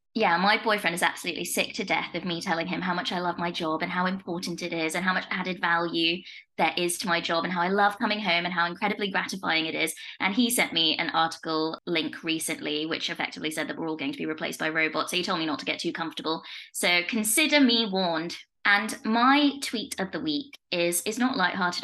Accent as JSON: {"language": "English", "town": "Leicester", "region": "East Midlands", "country": "United Kingdom", "said": "I'm from Leicester"}